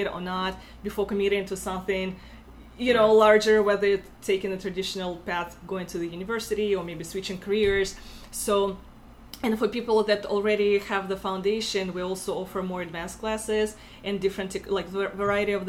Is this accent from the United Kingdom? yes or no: no; Russia; accent: Russian; English is a second language; moved away as an adult; now in Buffalo, United States; I'm from Russia originally, as you can tell by my accent.